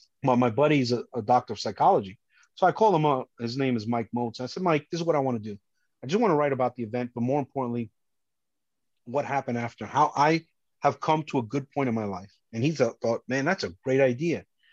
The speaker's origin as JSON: {"language": "English", "country": "Colombia", "moved": "yes", "lives_now": "United States", "said": "So, you know, it shows that I come from Colombia and, but I love this country."}